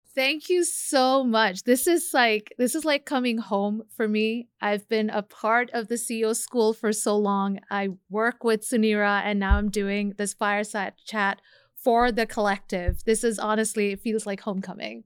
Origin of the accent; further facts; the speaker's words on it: Bangladesh; moved away; I'm from Bangladesh originally